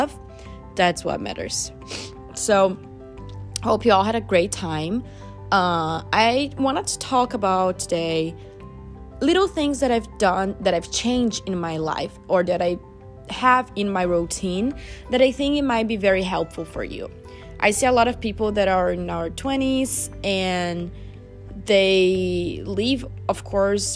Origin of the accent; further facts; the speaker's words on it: Brazil; now in United States; we are from Brazil